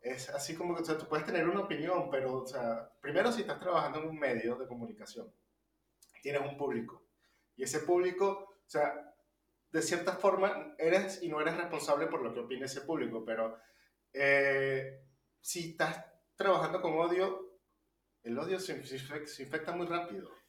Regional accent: Venezuela; now in Argentina; venimos de Venezuela

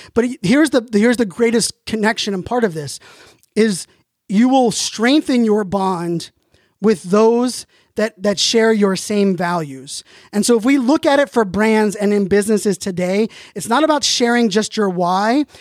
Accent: Pittsburgh, Pennsylvania, United States; I was born in Pittsburgh

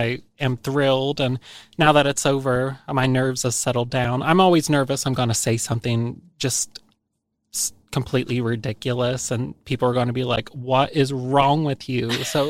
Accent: United States; accent: Hillbilly; My accent is called Hillbilly

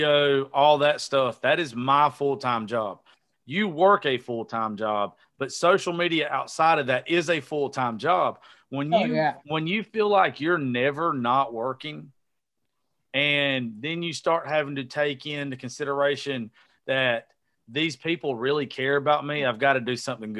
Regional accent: the South, United States; I was raised down here in the South

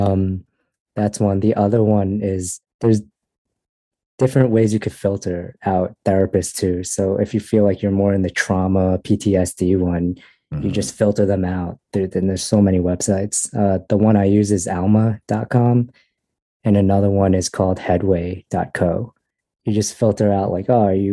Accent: United States; I was born in America.

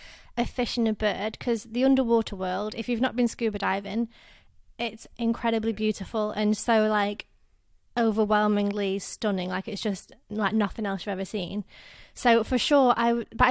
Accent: England, United Kingdom; I'm from England

